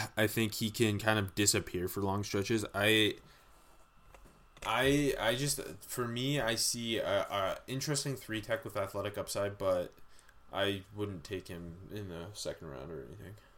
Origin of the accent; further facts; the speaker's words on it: Canada; we are Canadian